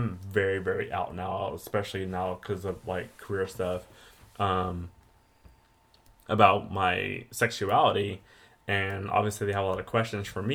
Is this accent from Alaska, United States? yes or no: no; Riverside, California, United States; I'm from Riverside